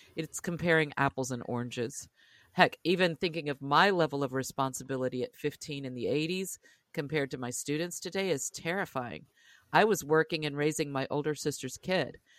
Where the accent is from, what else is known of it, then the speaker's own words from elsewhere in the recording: Louisiana, United States; growing up in Louisiana